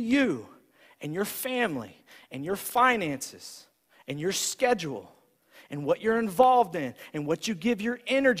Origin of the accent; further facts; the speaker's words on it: United States